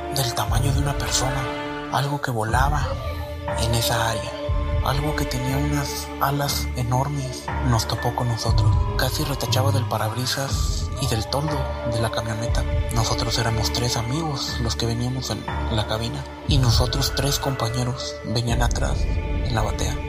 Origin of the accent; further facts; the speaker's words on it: Mexico; Teníamos que regresarnos para Jutla, de aquí de pues, nuestra ciudad donde somos.